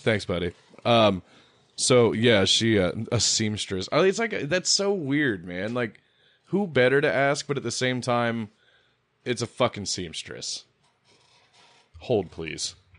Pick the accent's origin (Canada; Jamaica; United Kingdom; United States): United States; I'm American